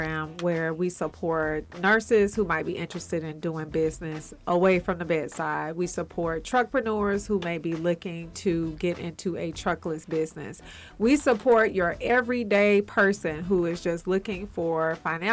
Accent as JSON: {"language": "English", "town": "College Park", "region": "Georgia", "country": "United States", "tie": "born or raised there", "also_born_or_lived": "Palmetto, Georgia", "said": "I'm from College Park Projects, the new apartments they used to call it."}